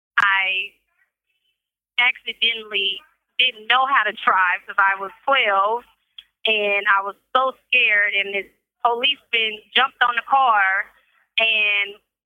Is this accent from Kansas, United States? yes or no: yes; Kansas City, Kansas, United States; I'm from Kansas City, Kansas.